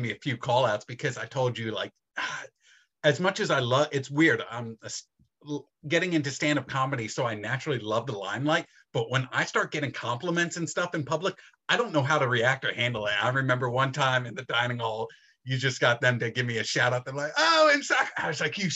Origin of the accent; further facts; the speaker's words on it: Philadelphia, Pennsylvania, United States; I'm from Philadelphia